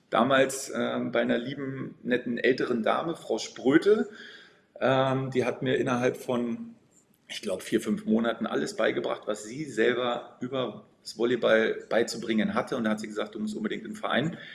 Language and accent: German; Potsdam, Brandenburg, Germany; now in Berlin, Germany; Ich komme gebürtig aus Potsdam, aus äh, der schönen Landeshauptstadt äh